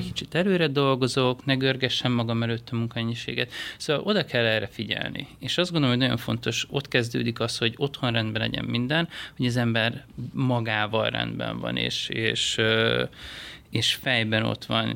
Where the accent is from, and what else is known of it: Hungary; moved away as an adult; also born or lived in Asia